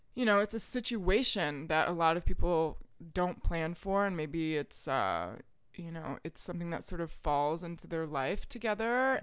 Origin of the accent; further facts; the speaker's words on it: Richmond, Virginia, United States; moved away as an adult; also born or lived in France; now in New York, United States; I grew up in the West End, like in the Freeman district